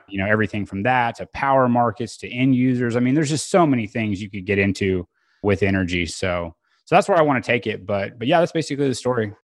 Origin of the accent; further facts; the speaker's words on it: Bixby, Oklahoma, United States; also born or lived in Edmond, Oklahoma; now in Oklahoma City, United States; I was born in Tulsa, grew up in South Tulsa, Bixby is the name of the town, and it's a suburb of Tulsa